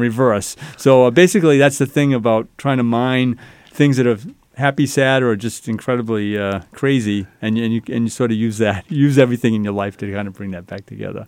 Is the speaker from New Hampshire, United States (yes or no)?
yes; Salem, New Hampshire, United States; I grew up in Salem, New Hampshire